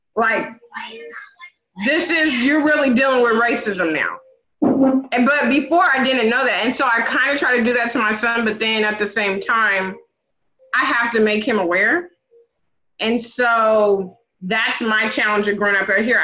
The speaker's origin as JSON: {"language": "English", "area": "the Northwest", "region": "Pacific Northwest", "country": "United States", "tie": "born or raised there", "said": "I grew up in the Northwest."}